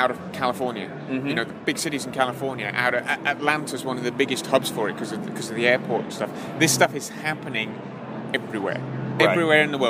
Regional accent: England, United Kingdom; I'm not from around here. I'm from sunny Blighty. Yes, I'm from England.

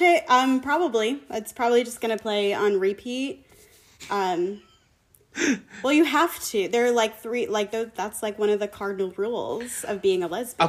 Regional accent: Concord, New Hampshire, United States; I grew up in New Hampshire. Um, okay. Concord, New Hampshire. I went to Concord High School.

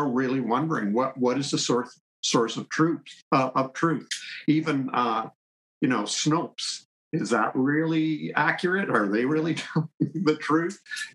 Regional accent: Canada; I'm Canadian, by the way. I'm in Canada

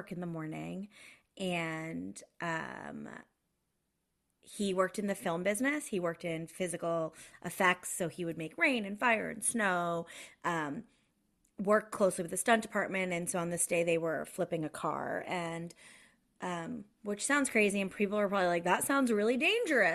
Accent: outside of Boston, Massachusetts, United States; moved away as an adult; also born or lived in Los Angeles; now in Toronto, Canada; I grew up outside of Boston, but I was living in Los Angeles at the time

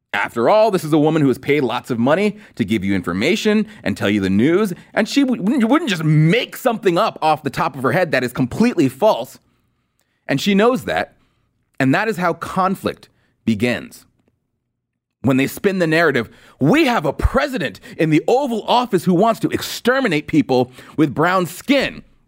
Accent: California, United States; now in Washington, D.C., United States; I'm from California, and I live in D C

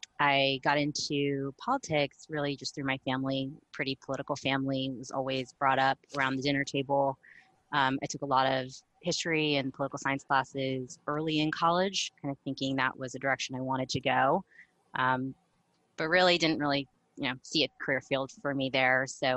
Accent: Arlington, Virginia, United States; I'm from Arlington, Virginia.

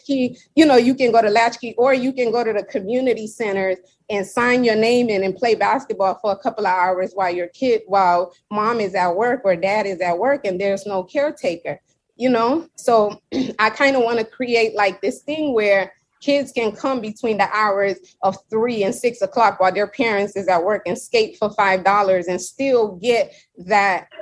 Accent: Seattle, Washington, United States; also born or lived in New York; now in Miami, United States; I was born in New York, but raised in Seattle

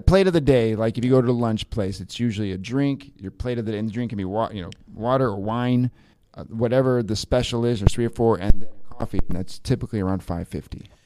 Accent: Washington, District of Columbia, United States; moved away as an adult; now in Porto, Portugal; I'm from Washington D.C.

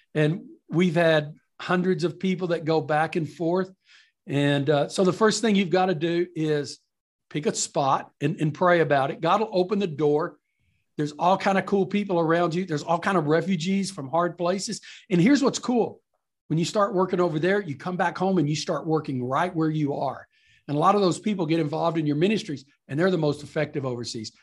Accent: East Texas, United States; moved away; I'm from East Texas, country fundamentalist cowboy background

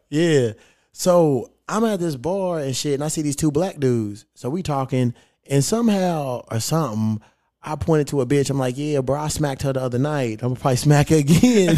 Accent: Kentucky, United States; now in Los Angeles, United States; I'm a Kentucky boy

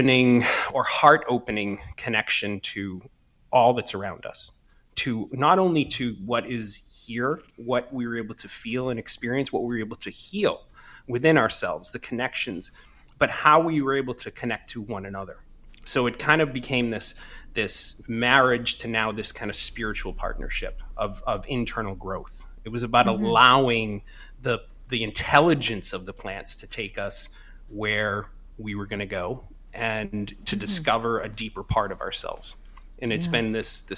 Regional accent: Brockton, Massachusetts, United States; now in California, United States; I grew up in Boston, just south of Boston, a town called Brockton.

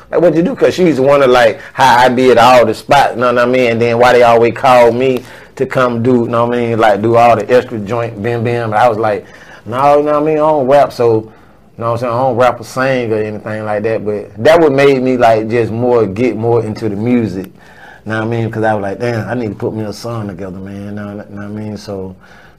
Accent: United States; I'm from the Bluff

